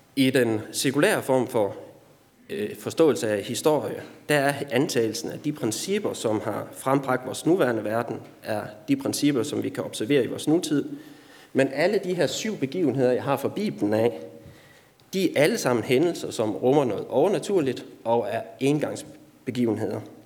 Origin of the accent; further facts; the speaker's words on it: Denmark; Du og jeg er som danskere